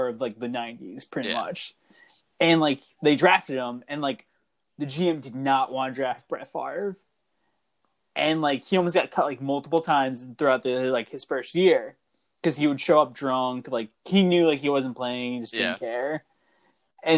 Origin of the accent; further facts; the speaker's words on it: New England, United States; growing up in New England